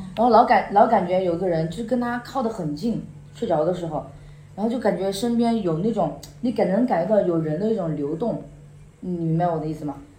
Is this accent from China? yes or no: yes; Guizhou, China; also born or lived in Xiangxi, Hunan (ancestral); 我本来是本身是贵族人